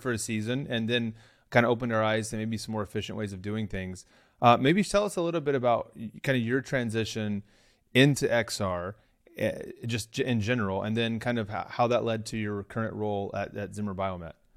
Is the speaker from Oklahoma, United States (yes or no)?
yes; Oklahoma, United States; moved away; I'm originally from Oklahoma